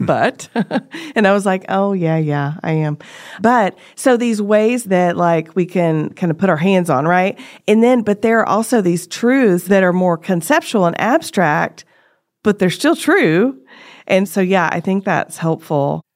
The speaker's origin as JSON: {"language": "English", "country": "United States", "said": "as an American"}